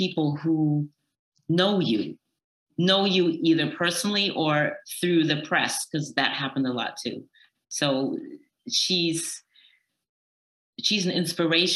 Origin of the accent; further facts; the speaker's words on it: Berlin, Germany; Yes, I'm American, but I was born in Berlin and I grew up there.